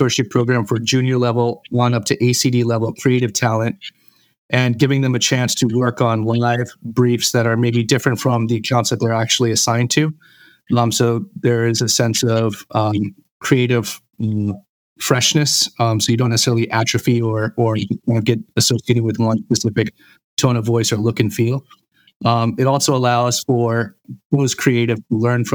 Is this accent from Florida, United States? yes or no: yes; Jacksonville, Florida, United States; I was raised in Jacksonville, Florida.